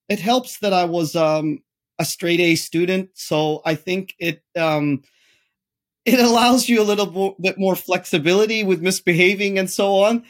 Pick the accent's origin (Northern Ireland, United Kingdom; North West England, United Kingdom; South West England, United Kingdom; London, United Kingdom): Northern Ireland, United Kingdom; Derry; moved away; as a child, I grew up in the Protestant area, which is the British area. Interestingly, Derry City is split